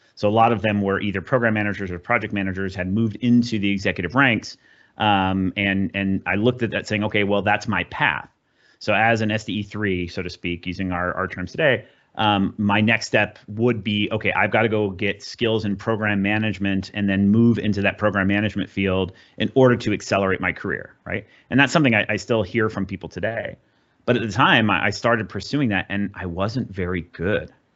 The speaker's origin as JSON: {"language": "English", "region": "Southern California", "country": "United States", "tie": "born or raised there", "said": "I grew up in Southern California"}